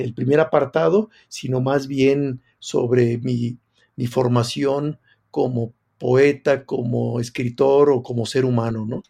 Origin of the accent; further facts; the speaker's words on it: Tequila, Jalisco, Mexico; yo siendo de pueblo, que crecí en Tequila